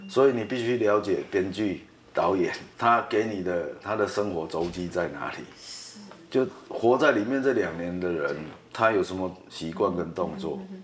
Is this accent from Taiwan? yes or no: yes; Taiwan; 其实他可以做出我们台湾人六十个钟头做出的事情